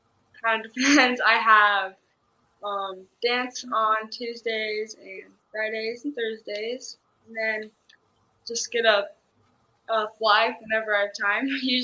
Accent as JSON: {"language": "English", "town": "South Jordan", "region": "Utah", "country": "United States", "said": "South Jordan. So it's close."}